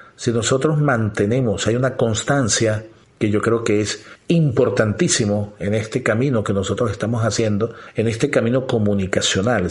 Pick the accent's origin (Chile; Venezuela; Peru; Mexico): Venezuela; nuestra cultura, nuestra sociedad, nuestro gentilicio de Venezuela